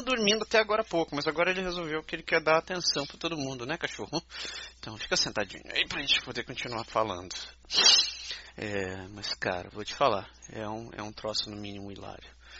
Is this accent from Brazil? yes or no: yes; Brazil; now in Canada; A gente, brasileiro, não falar inglês